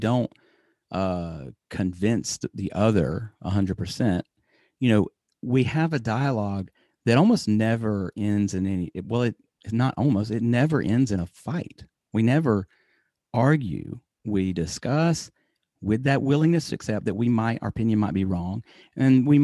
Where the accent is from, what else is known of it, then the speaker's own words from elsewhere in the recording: United States; I'm American.